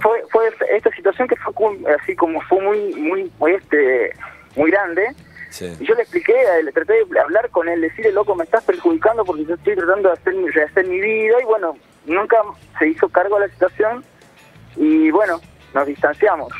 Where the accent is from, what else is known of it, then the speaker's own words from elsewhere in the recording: San Miguel de Tucumán, Tucumán, Argentina; moved away as an adult; now in Buenos Aires, Argentina; criado en Tucumán y hace 6, 7 años que vivo acá más o menos en Buenos Aires